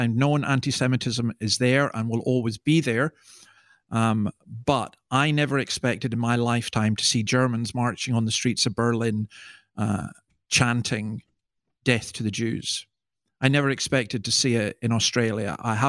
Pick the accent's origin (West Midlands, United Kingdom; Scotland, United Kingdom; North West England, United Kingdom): Scotland, United Kingdom; I mean, I'm a Scotsman. I don't show much emotion except on football terraces, and that's usually negative